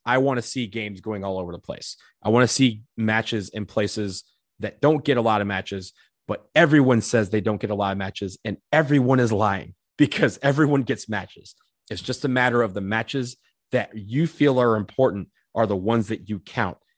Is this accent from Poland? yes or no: no; Michigan, United States; now in Washington, D.C., United States; I'm from Michigan originally